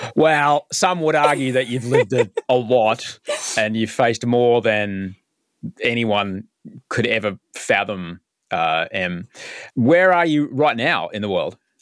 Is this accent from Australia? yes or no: yes; Brisbane, Queensland, Australia; moved away; I grew up in Brisbane